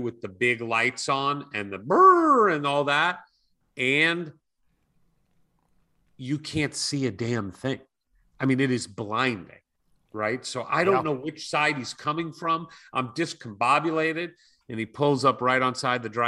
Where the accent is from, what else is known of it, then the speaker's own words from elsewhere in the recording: California, United States; I'm from California